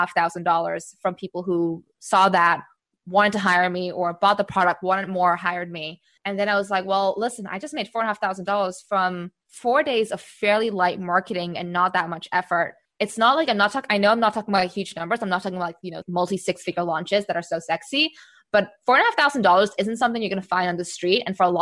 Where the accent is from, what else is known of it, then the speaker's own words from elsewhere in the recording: Singapore; also born or lived in United States / Czech Republic; now in Amsterdam, Netherlands; I'm based in Amsterdam in the Netherlands, although I grew up in Singapore and all over the US and also Czech Republic.